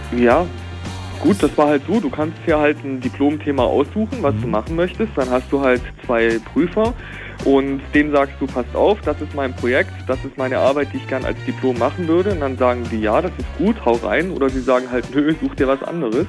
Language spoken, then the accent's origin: German; near Stuttgart, Baden-Württemberg, Germany; moved away; also born or lived in East Germany; ich bin ja selber eigentlich gebürtig aus dem Westen. Ich bin ja so zugezogen. Ne? Ähm, selbst da hatten, aus der Nähe von Stuttgart